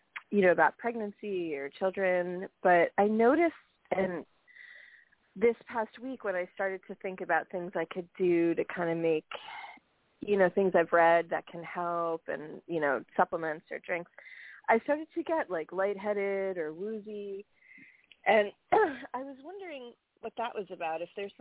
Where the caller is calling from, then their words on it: New York, United States; from New York.